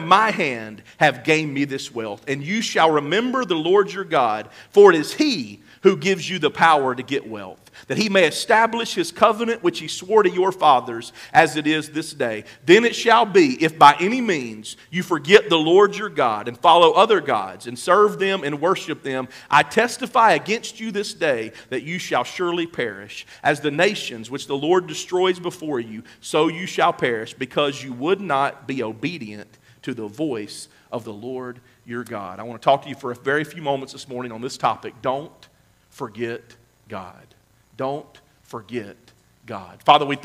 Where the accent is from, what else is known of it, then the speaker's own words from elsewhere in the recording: Mississippi, United States; now in Oklahoma, United States; And I'm from Mississippi